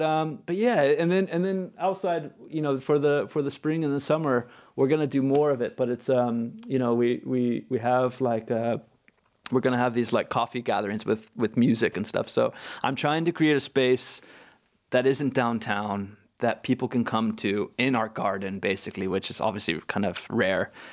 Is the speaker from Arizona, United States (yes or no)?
no; California, United States; moved away as an adult; now in Hafnarfjörður, Iceland